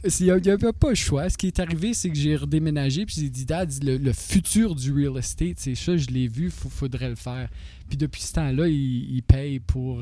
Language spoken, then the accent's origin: French; North Bay, Ontario, Canada; also born or lived in Toronto; now in North Bay, Canada; Je venais de North Bay